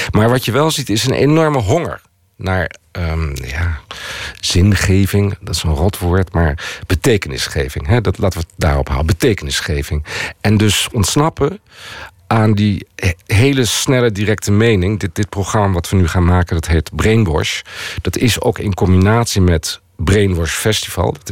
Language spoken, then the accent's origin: Dutch; Netherlands; Ik ben helemaal niet van hier. Ik ben van Nederland.